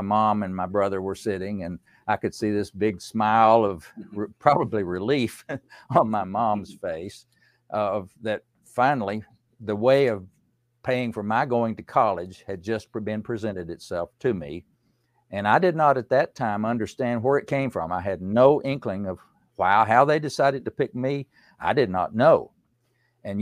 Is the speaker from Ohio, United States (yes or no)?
no; Unicoi County, East Tennessee, United States; I grew up in East Tennessee in a very poor part of the country in Unicoi County